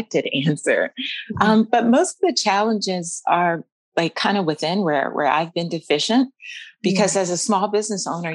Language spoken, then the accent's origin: English; Maryland, United States; moved away as an adult; now in Mount Vernon, United States; I'm born Maryland Eastern Shore, and we met Maryland Eastern Shore at an HBCU there in my hometown